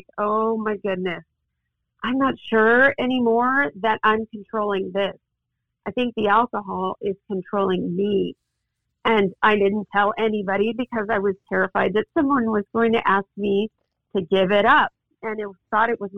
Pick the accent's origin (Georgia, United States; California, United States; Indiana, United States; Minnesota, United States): California, United States; Mountain View; also born or lived in Los Angeles / Azusa; I was raised in the Silicon Valley in Mountain View.